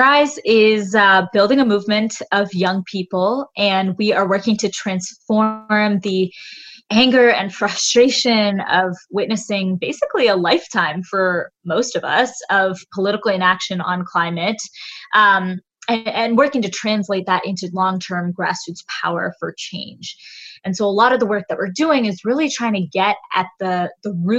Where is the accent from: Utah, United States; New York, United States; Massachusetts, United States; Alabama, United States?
Massachusetts, United States; Boston; I am from Boston, Massachusetts